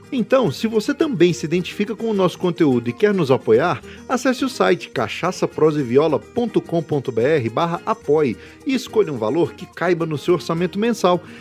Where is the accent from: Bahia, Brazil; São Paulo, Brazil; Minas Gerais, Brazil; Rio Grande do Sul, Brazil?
São Paulo, Brazil; Araraquara; Eu sou nascido em Araraquara, Morada do Sol.